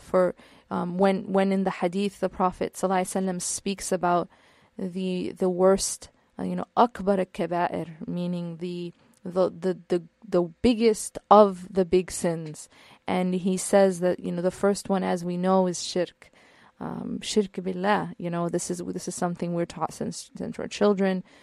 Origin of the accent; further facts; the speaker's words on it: Midwest, United States; now in California, United States; I'm not from California. I'm from the Midwest